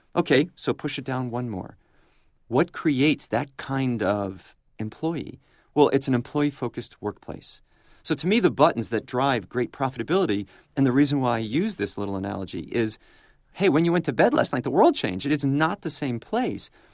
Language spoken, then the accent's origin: English; New England, United States; now in Florida, United States; I'm from New England, and we're now in Florida.